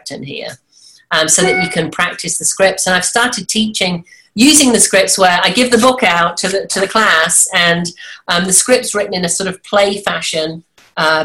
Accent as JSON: {"language": "English", "area": "an hour and a half north of London", "region": "England", "country": "United Kingdom", "also_born_or_lived": "Washington, D.C.", "moved": "as an adult", "lives_now": "United States", "said": "From the UK originally"}